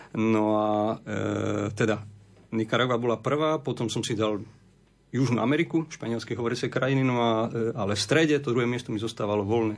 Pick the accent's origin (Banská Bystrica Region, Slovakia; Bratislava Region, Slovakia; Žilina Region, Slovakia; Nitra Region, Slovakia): Nitra Region, Slovakia; Levice; moved away as an adult; now in Cuba; som z Levic